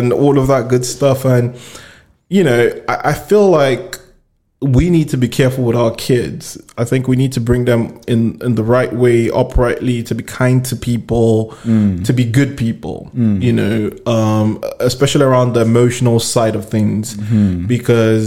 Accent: Nigeria; moved away; I come in from Nigeria

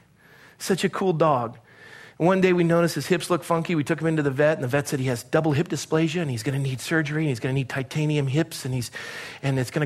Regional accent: Southern California, United States; also born or lived in Coronado, California; I was a young kid growing up in California, in Southern California. My dad was a naval officer

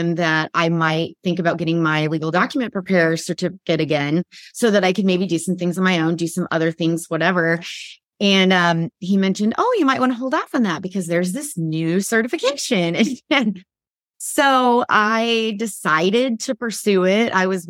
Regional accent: Midwest, United States; I grew up in the Midwest

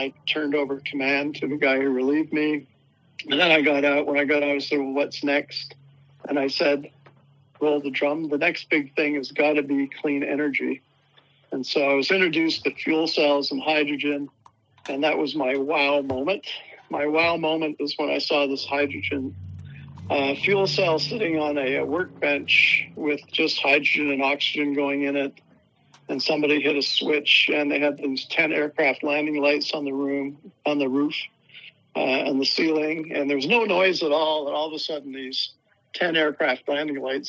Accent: Canada; moved away as an adult; also born or lived in Hawaii / Texas; now in United States; I'm a Canadian

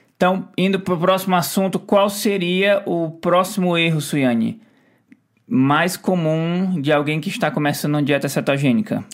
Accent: Ceará, Brazil; moved away; eu vim lá do Ceará

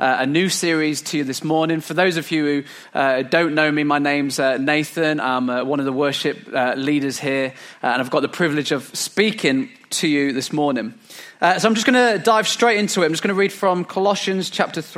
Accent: England, United Kingdom; as English people

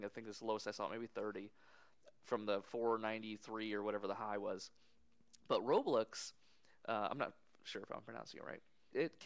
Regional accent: United States; as an American

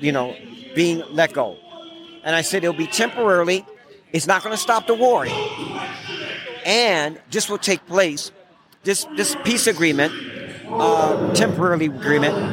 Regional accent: California, United States; I was born and raised in California.

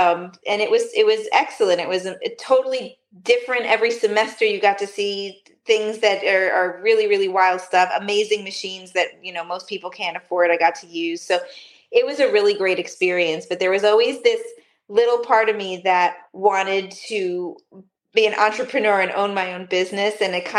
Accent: Rockland County, New York, United States; I grew up right outside of New York City. I grew up in Rockland County, just about 25 minutes outside of Manhattan.

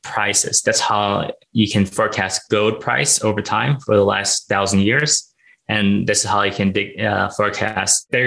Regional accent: Los Angeles, California, United States; born or raised there; also born or lived in Thailand / Philippines

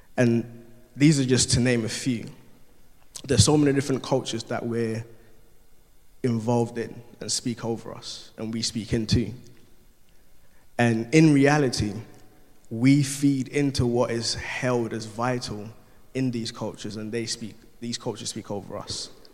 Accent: Ghana; I'm Ghanaian, there's a Ghanaian culture. From, I'm Ga as Ghanaian, so the tribe that I'm from is Ga

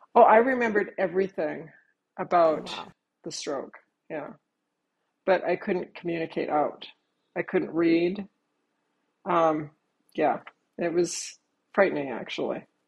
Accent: Virginia, United States; I am from Virginia

